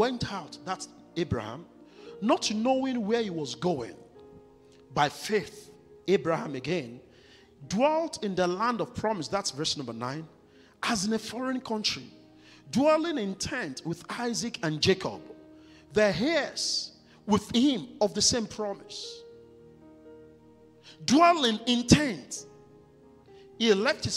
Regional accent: Nigeria; moved away as an adult; I'd rather go back to my home country

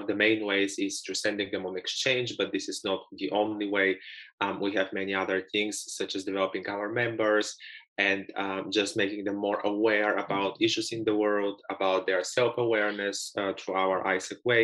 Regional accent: Bulgaria; moved away as an adult; now in Denmark; I've been living in Denmark for almost 7 years now, even though originally I'm from Bulgaria

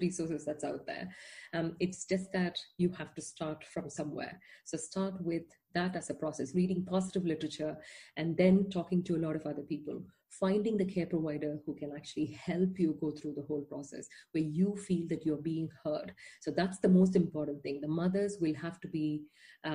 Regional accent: India; moved away as an adult; now in Netherlands; I'm not Dutch. You know, I didn't grow up here. I am from India.

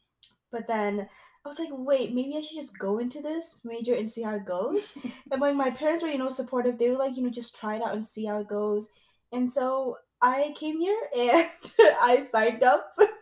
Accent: East Coast, United States; moved away as an adult; now in Midwest, United States; We are currently in the Midwest and we're both from the East Coast.

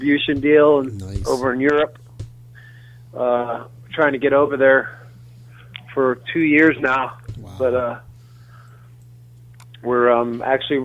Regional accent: New York, United States; I grew up in New York

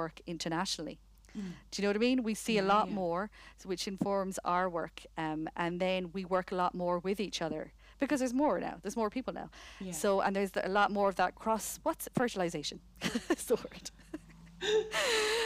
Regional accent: Connemara, Carraroe, Connacht, Ireland; moved away; also born or lived in United Kingdom; I come from Connemara, Carrow. I'd never seen theatre until I left for the UK.

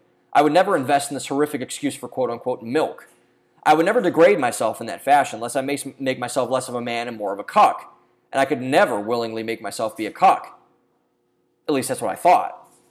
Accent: Midwest, United States; Maybe it was because I'm from the Midwest and love our various dairy products.

